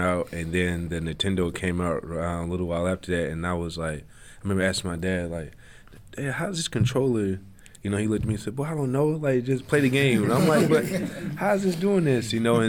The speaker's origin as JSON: {"language": "English", "town": "Bruceton", "region": "Tennessee", "country": "United States", "tie": "born or raised there", "moved": "yes", "said": "growing up in Tennessee, all there was to do in my town was hunt, fish, and play sports."}